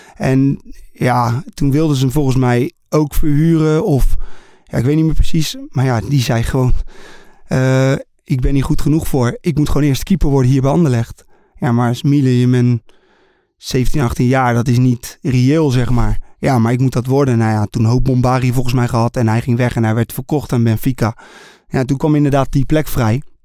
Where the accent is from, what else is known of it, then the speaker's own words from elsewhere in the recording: Netherlands; Ik ben Nederlander.